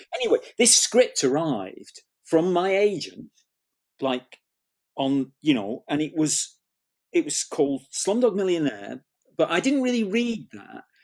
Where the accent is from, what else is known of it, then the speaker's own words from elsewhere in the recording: Manchester, North West England, United Kingdom; I grew up in Manchester